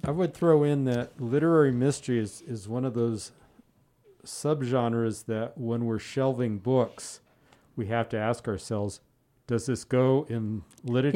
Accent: outside of Pasadena, California, United States; I grew up outside of Pasadena

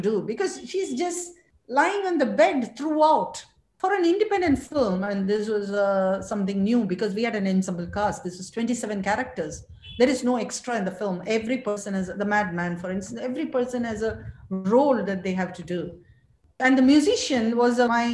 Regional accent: Thiruvananthapuram, Kerala, India; moved away as an adult; also born or lived in England; I was coming from a small town, Trivandrum, and I lived there all my life. Lived in Kerala, different parts of Kerala all my life, and then went to England

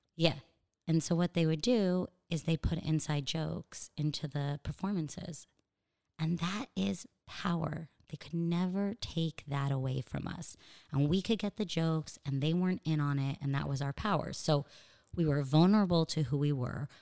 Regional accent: Los Angeles, California, United States; accent: American; moved away as an adult; now in Israel; I grew up in L

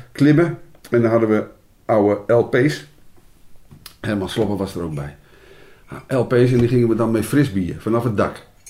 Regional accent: Utrecht, Netherlands; ik ben geboren in Utrecht

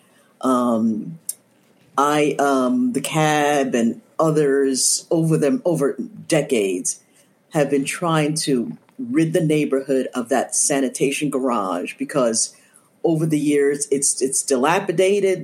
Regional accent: New York City, New York, United States; I am in East Harlem. I've been here for about 20-some-odd years, but born and raised in New York City

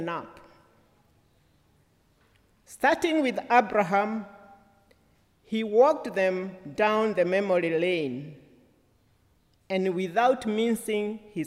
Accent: Kenya; as a Kenyan and one who is ordained to preach the word of God

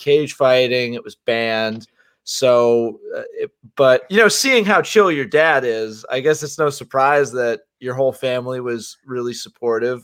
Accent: New Jersey, United States; I'm from Jersey

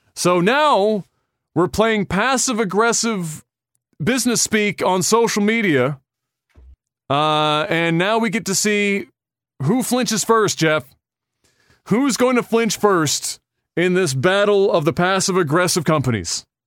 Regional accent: Canada; as a Canadian

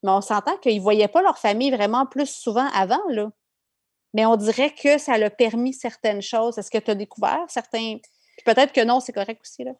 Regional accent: Quebec, Canada; moved away as an adult; j'ai quitté le Québec

